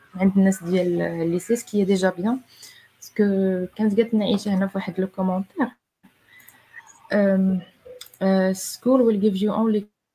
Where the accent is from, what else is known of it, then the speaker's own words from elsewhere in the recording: Morocco; هنا عندنا في المغرب